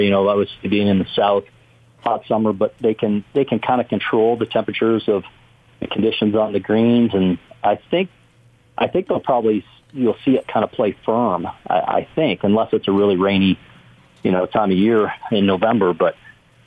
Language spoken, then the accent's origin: English; Canada; moved away; growing up in Canada